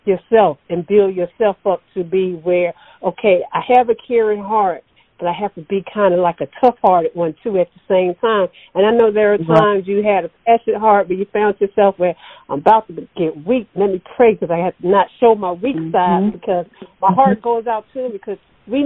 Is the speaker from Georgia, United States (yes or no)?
yes; Sparta, Georgia, United States; I'm from Hancock County, Sparks, Georgia